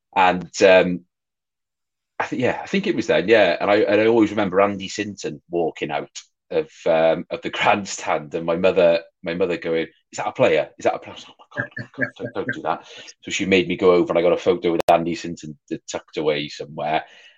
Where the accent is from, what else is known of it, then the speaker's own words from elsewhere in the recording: Wales, United Kingdom; And then, of course, being Welsh, Pembridge, Mark Pembridge as well.